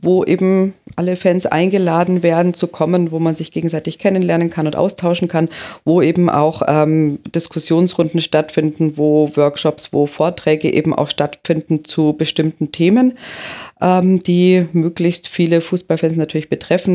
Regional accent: Germany; bei uns in Deutschland

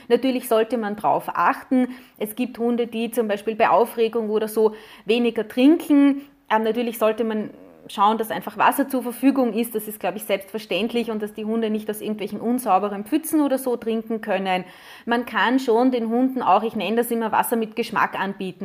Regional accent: Austria; bei uns in Österreich

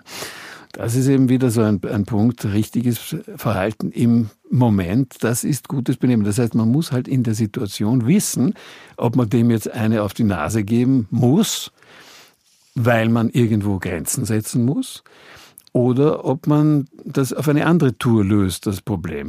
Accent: Austria; also born or lived in Bonn, Germany / Hamburg, Germany; als Österreicher

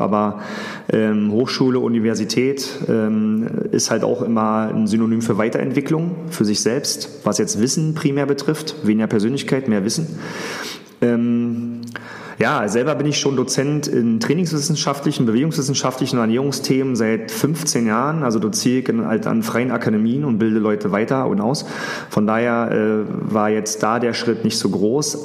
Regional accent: Berlin, Germany; ich äh, aus Berlin komme, beziehungsweise aus dem Rand Berlin, wo ich auch aufgewachsen bin

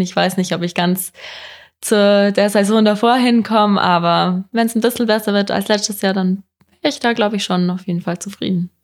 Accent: Oberstdorf, Bavaria, Germany; da, wo ich angefangen habe, wo ich aufgewachsen bin

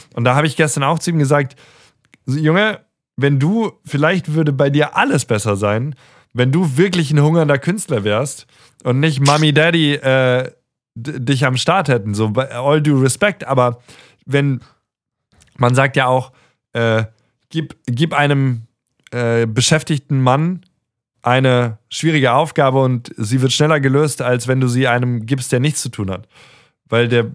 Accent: Mainz area, Rhineland-Palatinate, Germany; moved away as an adult; also born or lived in Darmstadt / Stuttgart; wir sind in der Mainz-Ecke zur Schule gegangen

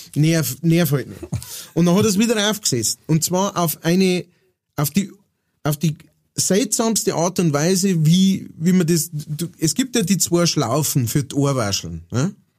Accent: Straubing, Bavaria, Germany; moved away; also born or lived in Upper Palatinate; ich bin ja äh, aufgewachsen in der Nähe von Straubing

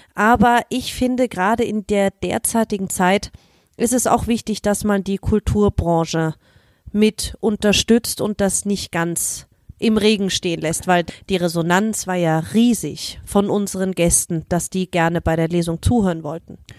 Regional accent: Germany; moved away; komme ich aus Deutschland, war im Geschwister-Scholl-Gymnasium

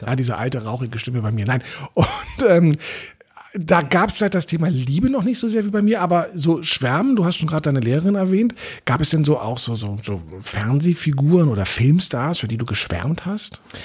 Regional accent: Berlin, Germany; ich bin in Eichkamp aufgewachsen

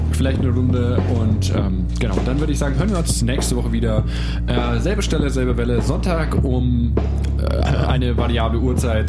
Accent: Nuremberg, Bavaria, Germany

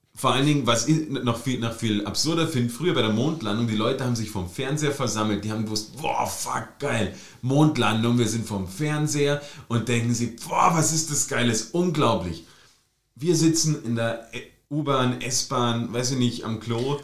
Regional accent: Germany; now in Austria; Born and raised in DDR.

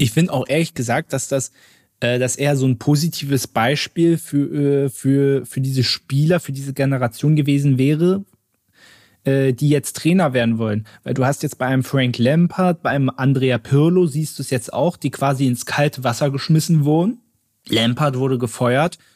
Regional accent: Berlin, Germany; als gebürtiger Berliner

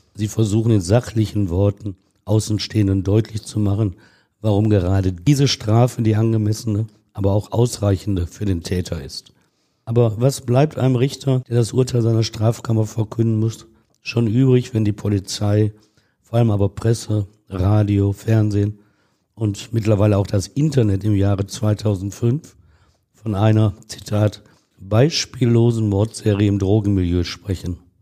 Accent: Ruhr area, North Rhine-Westphalia, Germany; wir Ruhrgebietler

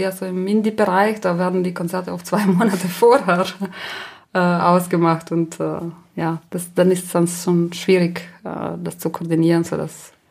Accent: Trentino-Alto Adige, Italy; first language Ladin; German is a second language; Genau, das ist eine, meine Muttersprache.

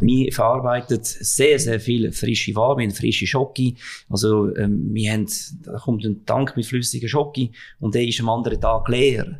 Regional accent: Switzerland; bei uns in der Schweiz

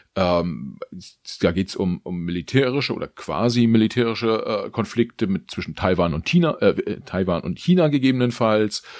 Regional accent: Germany; auch wir als Deutsche

